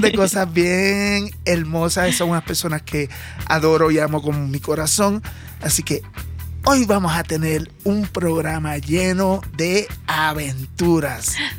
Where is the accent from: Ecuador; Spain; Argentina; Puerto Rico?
Puerto Rico; yo como puertorriqueño